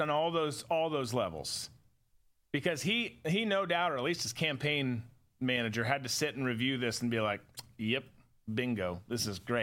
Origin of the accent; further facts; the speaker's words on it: Rochester, Minnesota, United States; my teachers growing up in Rochester, Minnesota.